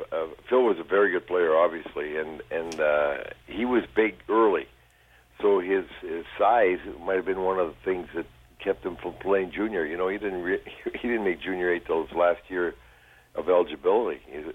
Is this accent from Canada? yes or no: yes; Sault Ste. Marie, Ontario, Canada; born or raised there; moved away